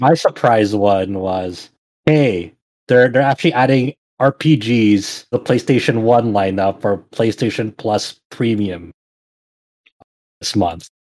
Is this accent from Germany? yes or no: no; Philippines; as a Filipino person